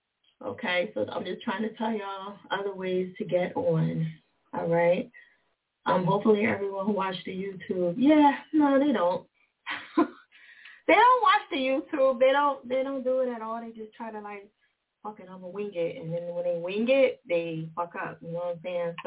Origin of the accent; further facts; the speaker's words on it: New Jersey, United States; Jersey, my home state